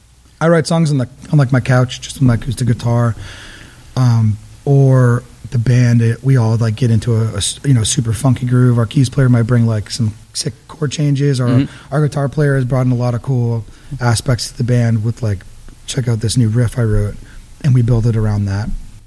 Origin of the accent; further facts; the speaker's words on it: Kingston, Massachusetts, United States; also born or lived in Georgia, United States; I was born in Georgia. Okay. And I moved up here when I was young, and I grew up in Kingston.